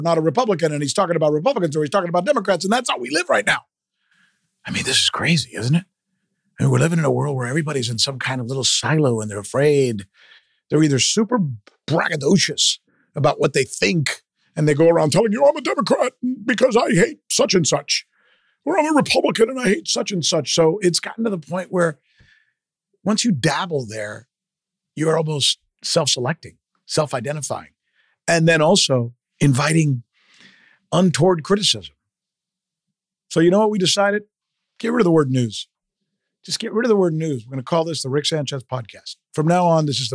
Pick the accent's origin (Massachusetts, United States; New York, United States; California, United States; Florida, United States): Florida, United States; South; moved away as an adult; also born or lived in Minnesota; I'm from South Florida. My parents had no money